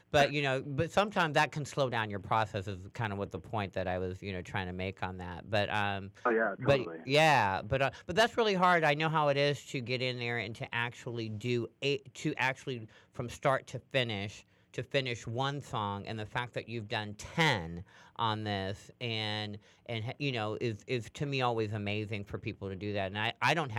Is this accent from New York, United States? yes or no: no; Sacramento, California, United States; now in San Francisco Bay Area, United States; Sacramento? That's where I'm from